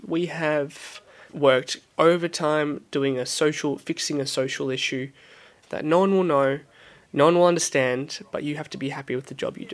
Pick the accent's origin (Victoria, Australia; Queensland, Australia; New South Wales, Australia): Victoria, Australia; Melbourne; moved away as an adult; now in London, United Kingdom; I'm originally from Melbourne, Australia. I've been living in London for about a year and a half now.